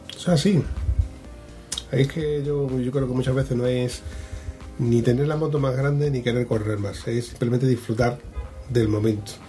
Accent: Huelva, Andalusia, Spain; yo soy de Huelva

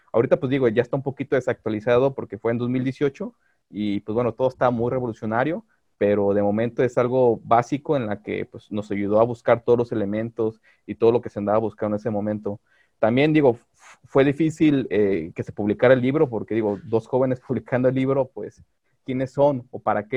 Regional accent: Guadalajara, Jalisco, Mexico; yo soy de Guadalajara

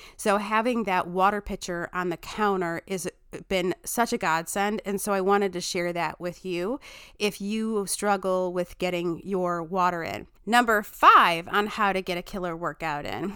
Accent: Chicago, Illinois, United States; I say pitchers weird 'cause I'm from Chicago

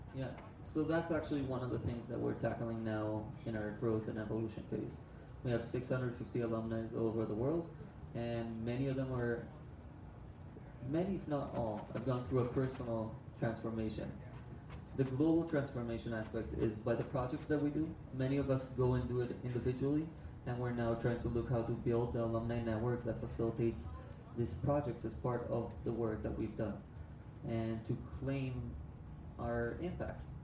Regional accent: Israel; So I'm from Israel.

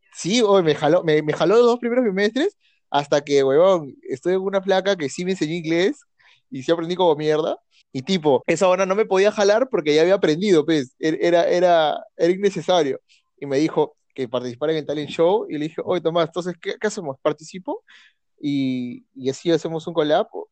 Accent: Peru; nací en Perú

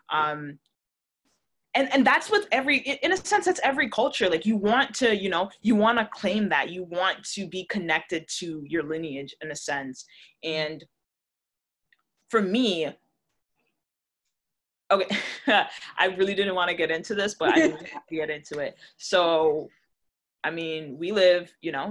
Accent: Jamaica; If, if I straighten my hair and put in weave and you know go blonde, I'm still Jamaican.

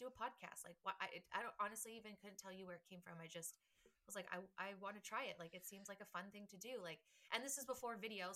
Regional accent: Canada; we're Canadian

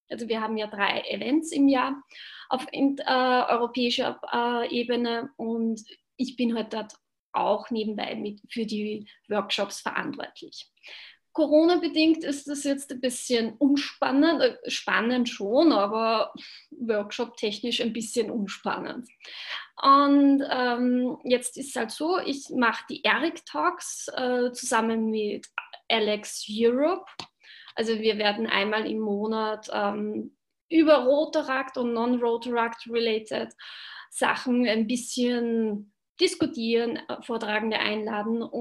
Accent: Upper Austria, Austria; Das ist nördlich äh, von Linz Richtung tschechische Grenze.

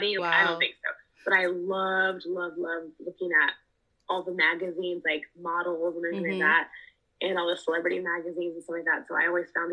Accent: Los Angeles, California, United States; born and raised in Los Angeles

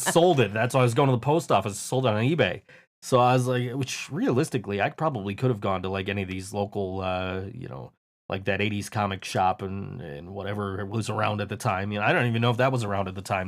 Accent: United States; I am the American guy that nobody likes.

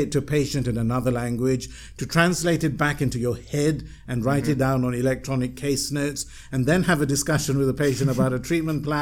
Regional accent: Malaysia; moved away; also born or lived in United Kingdom; I'm a Malaysian, I was still quite anxious about returning to Malaysia

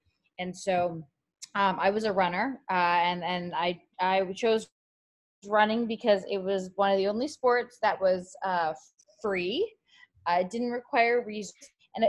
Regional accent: Canada; moved away as an adult; now in United States; I came from Canada to the US on a full track scholarship

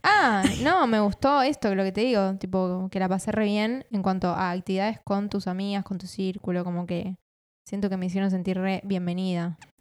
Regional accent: Argentina; al toque me sacaban que era Argentina.

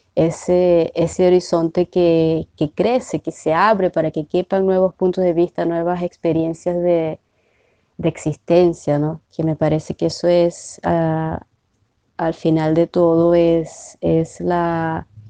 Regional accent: Maracaibo, Zulia, Venezuela; moved away as an adult; also born or lived in Cuba; now in Brazil; no solamente soy maracucha o venezolana

